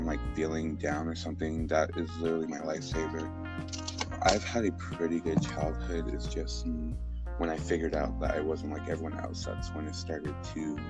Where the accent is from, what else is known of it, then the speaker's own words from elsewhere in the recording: Houston, Texas, United States; I'm originally from Spring Branch, a part of Houston that's not the pretty side. We actually grew up really, we struggled a lot